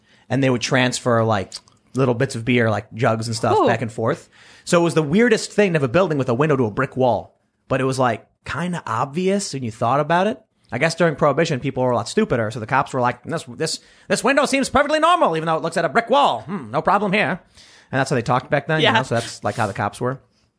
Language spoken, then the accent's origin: English; Chicago, Illinois, United States; I'm from Chicago.